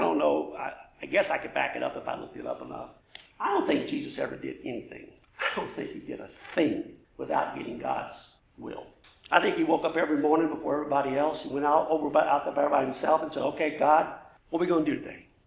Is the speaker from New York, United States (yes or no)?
no; Louisiana, United States; I'm from Louisiana